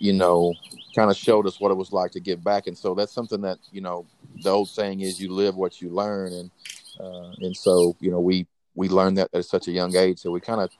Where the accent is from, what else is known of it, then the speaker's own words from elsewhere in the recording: North Little Rock, Arkansas, United States; Growing up in Arkansas, in the city of North Little Rock